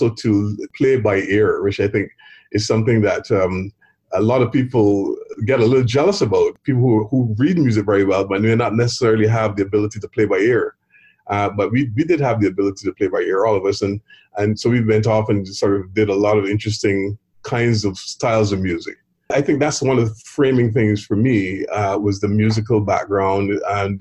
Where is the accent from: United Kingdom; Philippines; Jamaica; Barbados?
Barbados; growing up in Barbados